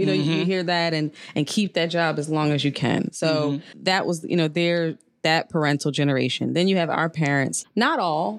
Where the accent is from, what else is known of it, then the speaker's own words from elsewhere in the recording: Northeast, United States; I grew up in the Northeast.